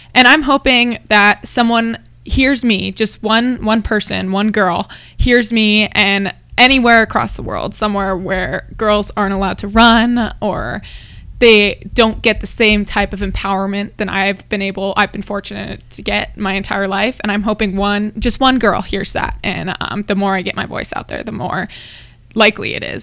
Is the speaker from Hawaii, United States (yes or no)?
yes; Hawaii, United States; now in Colorado, United States; I'm from Hawaii